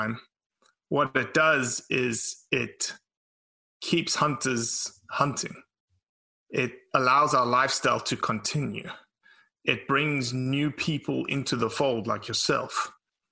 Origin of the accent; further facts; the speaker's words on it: South Africa; now in Mississippi, United States; born and raised in South Africa